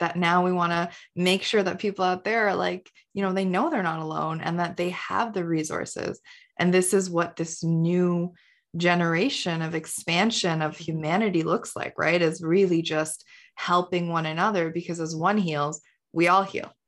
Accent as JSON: {"language": "English", "country": "Canada", "tie": "born or raised there", "also_born_or_lived": "India", "said": "I moved to Canada when I was five from India."}